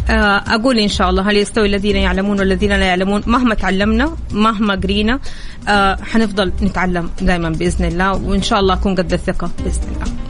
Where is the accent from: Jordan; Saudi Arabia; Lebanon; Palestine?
Saudi Arabia; انا كمصممه سعوديه